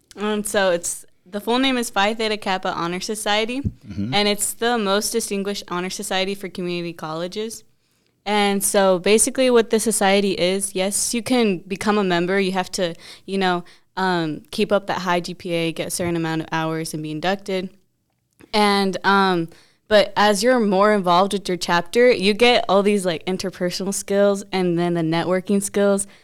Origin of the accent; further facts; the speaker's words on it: Logan, Utah, United States; also born or lived in Arizona; now in Odessa, United States; I'm from Logan, Utah, and then we moved to Arizona, and then we moved